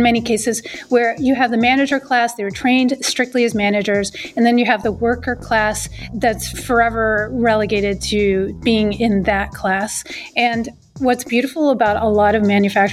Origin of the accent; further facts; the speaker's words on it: Boston, Massachusetts, United States; I'm from Boston